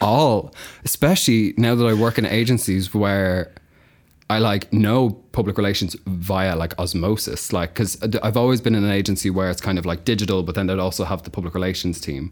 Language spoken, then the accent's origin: English; Kildare, Leinster, Ireland; moved away as an adult; also born or lived in Carlow; now in London, United Kingdom; I'm from Ireland. I'm from a place called Kildare, which is just, like, outside